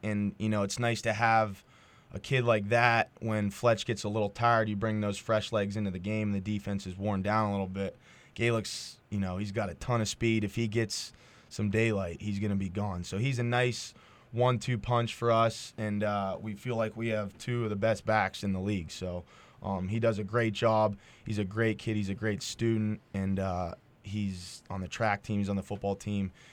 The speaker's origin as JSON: {"language": "English", "town": "Edinboro", "region": "Pennsylvania", "country": "United States", "said": "I'm from Edinburgh and I've, I've been around here"}